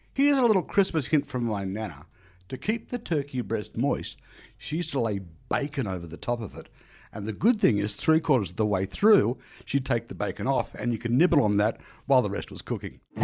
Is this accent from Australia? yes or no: yes; Australia; like many Australians